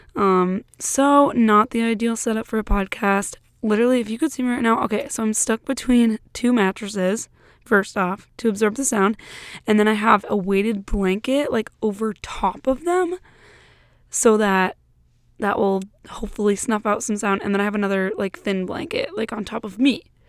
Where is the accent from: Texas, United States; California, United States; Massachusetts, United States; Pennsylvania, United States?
Massachusetts, United States; now in Michigan, United States; my siblings and I all live in Michigan, but my hometown is in Massachusetts